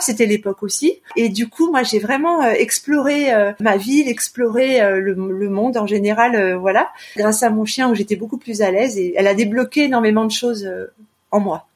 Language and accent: French; Annecy, Auvergne-Rhône-Alpes, France; moved away as an adult; also born or lived in Lyon; now in Clermont-Ferrand, France; je suis originaire d'Annecy, de Haute-Savoie.